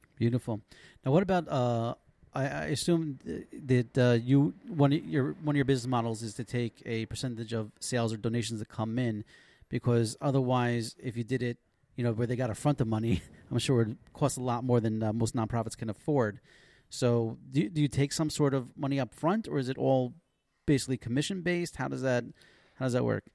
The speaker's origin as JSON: {"language": "English", "town": "Passaic", "region": "New Jersey", "country": "United States", "tie": "born or raised there", "moved": "yes", "lives_now": "Israel", "said": "I remember growing up. We used to have this uh, Super Sunday at the local Y. I'm from Passaic"}